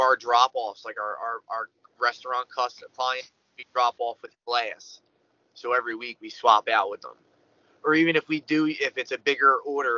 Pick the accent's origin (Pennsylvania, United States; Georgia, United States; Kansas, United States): Pennsylvania, United States; Philadelphia; I come from South Philly